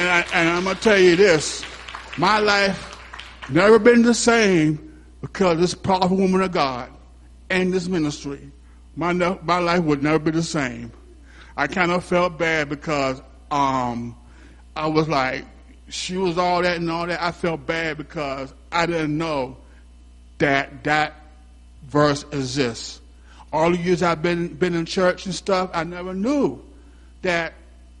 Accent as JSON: {"language": "English", "town": "Hampton", "region": "Virginia", "country": "United States", "said": "I'm from Hampton, Virginia"}